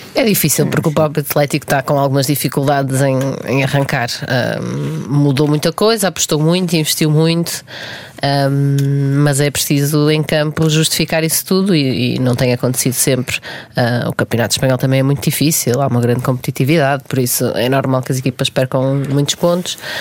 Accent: Portugal; enquanto portugueses

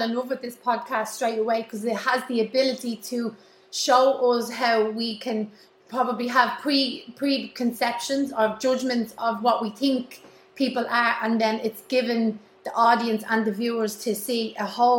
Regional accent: Dublin, Leinster, Ireland; also born or lived in York Street Flats, Dublin; And we moved out to Blanche when I was 4. From town

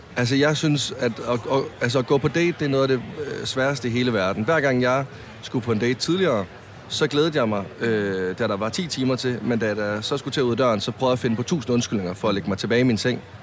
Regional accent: Varde, Southern Denmark, Denmark; hjemme, der hvor jeg kommer fra i Varde

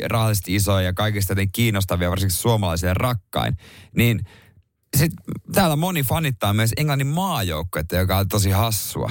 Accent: Seinäjoki, South Ostrobothnia, Finland; moved away; se on mun kotipaikkakunta

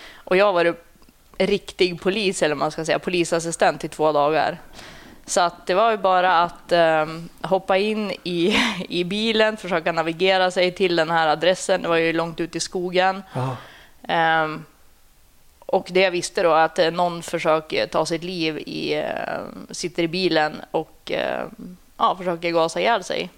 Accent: Sundsvall, Västernorrland County, Sweden; Jag är uppvuxen i Sundsvall.

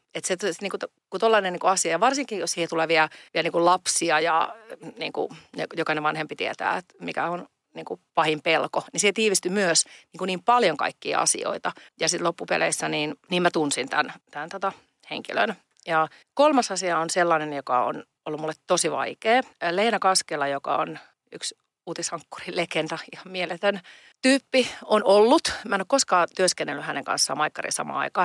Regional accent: Pori, Satakunta, Finland; moved away; also born or lived in Pomarkku; Mä oon Porista kotoisin ja sieltä menin niin kuin Porin osasta vielä Noormarkusta ja kävin lukion Pomarkussa

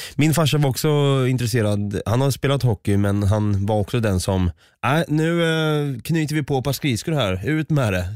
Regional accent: Östergötland, Sweden; du och jag som är från Östergötland

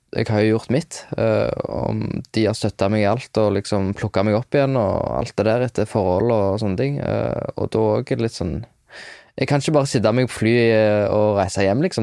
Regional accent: Hjelmeland, Rogaland, Norway; Der jeg er ifra, det er en veldig sånn, liten plass, Hjelmeland. Og da var jeg, da, da var jeg en, en, del av en guttegjeng som var litt sånn

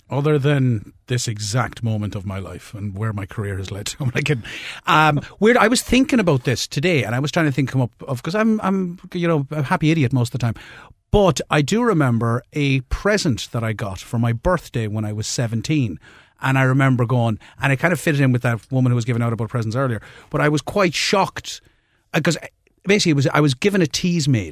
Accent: Limerick, Munster, Ireland; moved away; I'm originally from Limerick

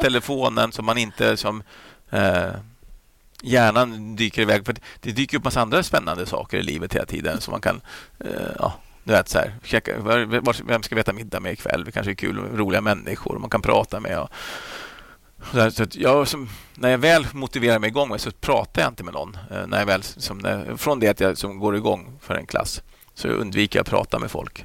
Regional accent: Flyinge, Skåne, Sweden; jag växte upp där på Flyinge med Rolf-Göran Bengtsson

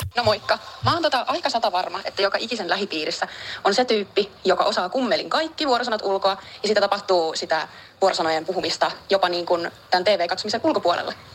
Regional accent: Perniö, Southwest Finland, Finland; moved away; tuolla mun kotiseudulla Varsinais-Suomen Perniössä

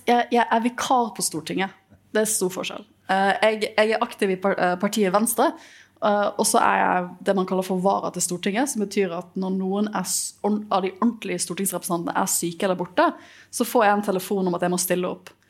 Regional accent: Bergen, Vestland, Norway; for meg som bergenser

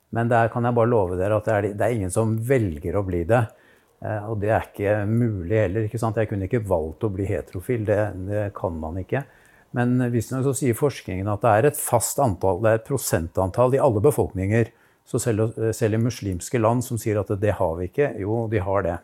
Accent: Moss, Østfold, Norway; jeg vokste opp i Moss

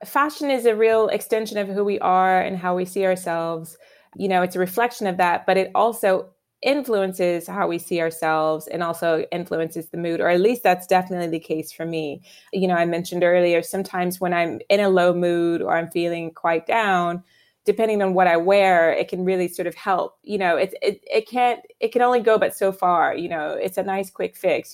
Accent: Virginia, United States; moved away as an adult; now in London, United Kingdom; my home state of Virginia where I grew up

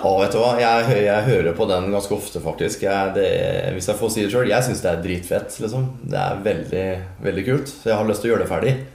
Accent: Halden, Østfold, Norway; jeg er fra Isebakke

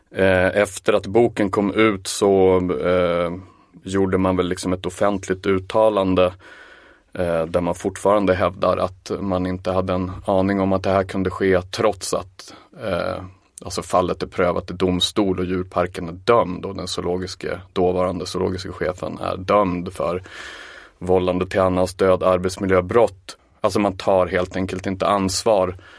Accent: Umeå, Västerbotten County, Sweden; Jag kommer ju visserligen från Umeå

